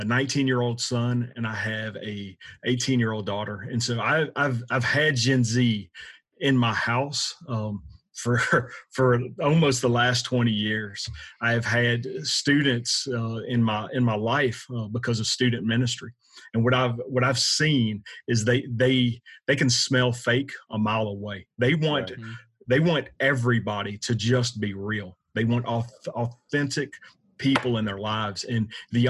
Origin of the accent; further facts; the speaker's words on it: South Louisiana, United States; Born and raised in South Louisiana